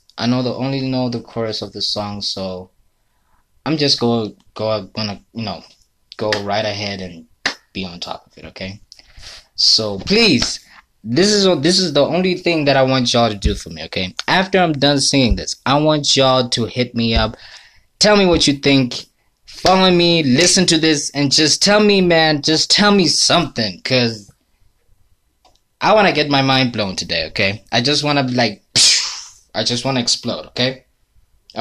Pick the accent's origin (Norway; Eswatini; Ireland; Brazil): Eswatini; English is a second language; I am a Swazi. I'm a Swazi. I'm from Swaziland.